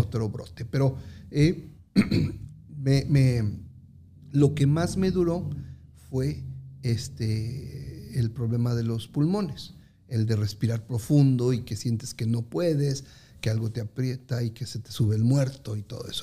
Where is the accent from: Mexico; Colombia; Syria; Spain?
Mexico; moved away as an adult; los que somos mexicanos